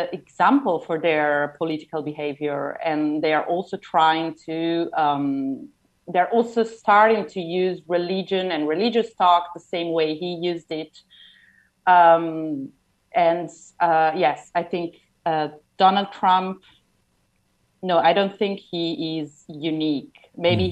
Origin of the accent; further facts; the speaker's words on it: Italy; growing up in Italy, most of us are kind of used to seeing religious symbols